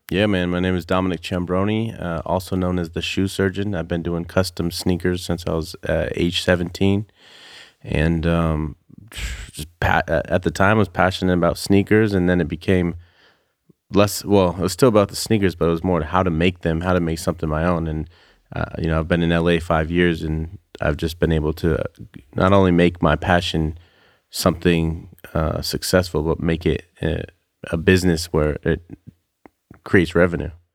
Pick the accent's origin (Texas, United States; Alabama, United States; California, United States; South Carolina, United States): California, United States; Santa Rosa; I'm from the Bay. So uh, an hour north of San Francisco, Santa Rosa